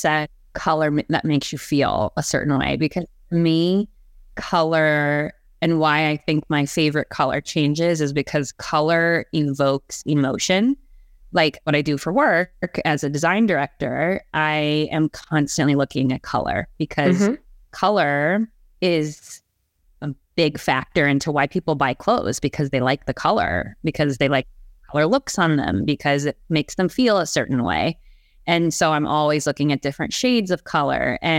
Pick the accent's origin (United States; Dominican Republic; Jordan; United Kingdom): United States; Ohio; also born or lived in Canada; And I was born in Canada, believe it or not, but lived in Ohio for most of my life.